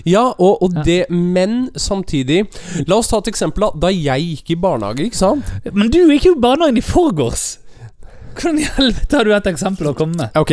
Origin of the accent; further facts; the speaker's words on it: Bergen, Vestland, Norway; jeg er fra Bergen og du er fra Lillehammer, så er det, eller Gudbrandsdalen